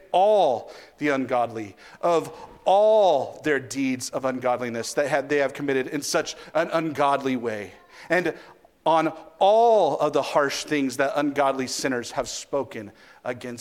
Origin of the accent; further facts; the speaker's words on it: United States; I'm an American